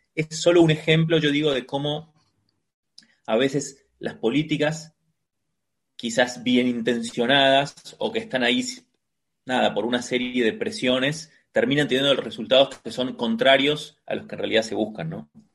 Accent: Argentina; soy muy argentino

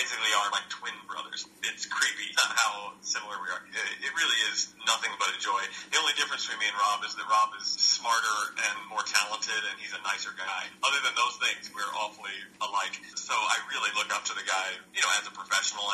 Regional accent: Roanoke, Virginia, United States; moved away as an adult; also born or lived in North Carolina; now in New York, United States; my hometown, which is in Roanoke, Virginia

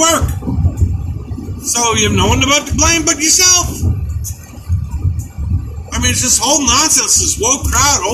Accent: New York, United States; I grew up in New York

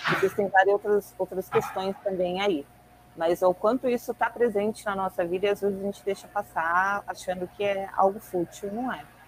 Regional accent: São Paulo, Brazil; eu sou daqui de, do extremo sul de São Paulo, Parelheiros

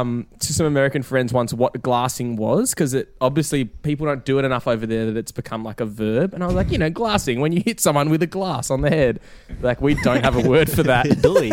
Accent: Australia

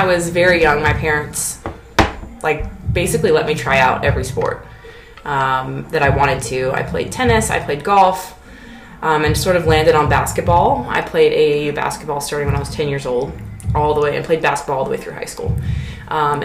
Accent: Harrisonburg, Virginia, United States; moved away as an adult; now in Clarksville, United States; I am originally from Virginia, from the western part of Virginia, Harrisonburg.

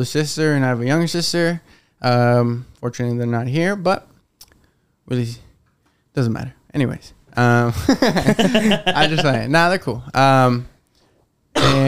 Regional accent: Fort Collins, Colorado, United States; also born or lived in Mexico / Denver; I grew up in Fort Collins, which is an hour away from Denver, up north, hour 15.

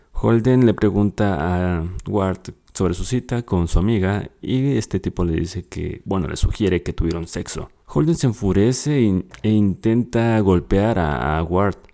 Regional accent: Mexico; Soy de México

